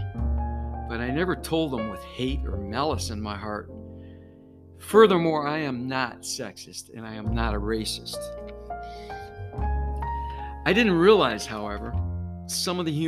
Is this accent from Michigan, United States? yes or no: yes; Detroit, Michigan, United States; growing up in Detroit in the 60s